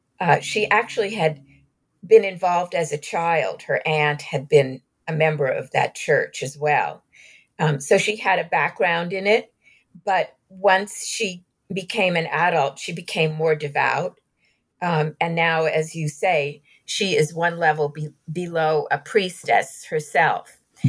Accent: New York, United States; I'm a New Yorker by birth. I'm Jewish. I didn't grow up in Glendive, Montana

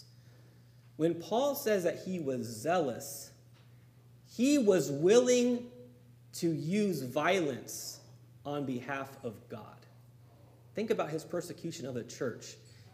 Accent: San Diego, California, United States; growing up in San Diego, in my elementary school, went to a very small elementary school

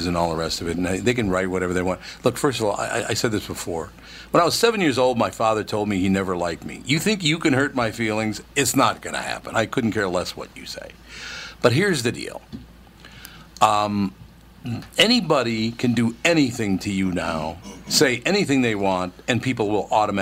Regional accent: Minneapolis, Minnesota, United States; When I was a child, growing up in Minneapolis and St. Paul

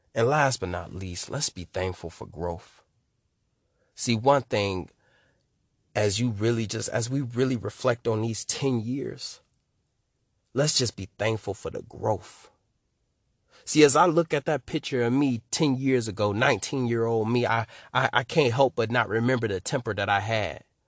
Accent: Detroit, Michigan, United States; I'm from Detroit, Michigan.

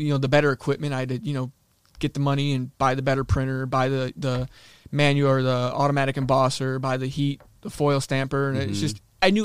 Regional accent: Michigan, United States; moved away; also born or lived in Miami, Florida; I was born in Michigan

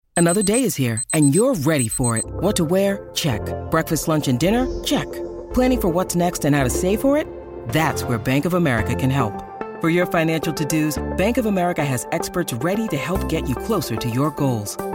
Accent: China; I grew up in China in the uh, uh in the 1990s when I was a child in elementary school

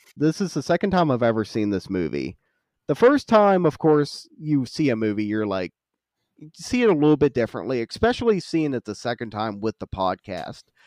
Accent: West Virginia, United States; moved away; I'm from West Virginia

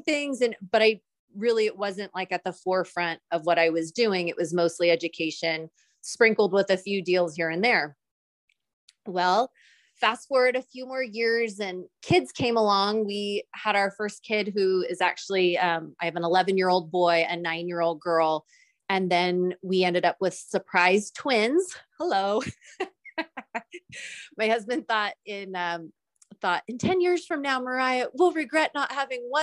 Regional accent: Santa Rosa, California, United States; originally I was born and raised in Northern California in a little city called Santa Rosa

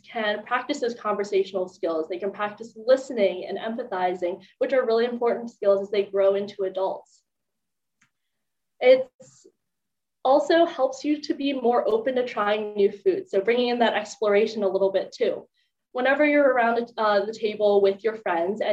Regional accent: Maryland, United States; I'm from Maryland

